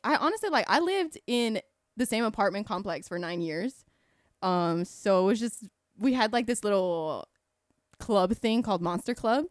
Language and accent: English; Kissimmee, Florida, United States; I grew up in Kissimmee my whole life